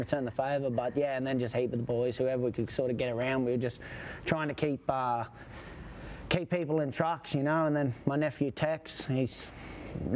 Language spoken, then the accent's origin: English; Australia; I was referred to as an Australian veteran at 28